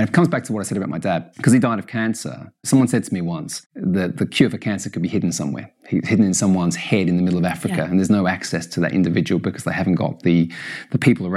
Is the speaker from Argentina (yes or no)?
no; Australia; also born or lived in United States; now in United Kingdom; I'm Australian and I live in the UK and I've lived all over the world. I've lived in the US.